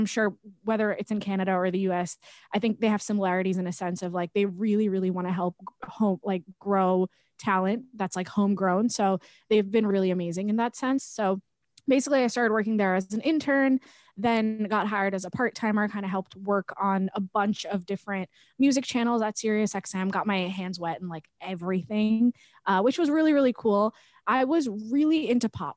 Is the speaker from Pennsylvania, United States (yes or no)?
no; Long Island, New York, United States; I grew up on Long Island, which is about 45 minutes away from New York City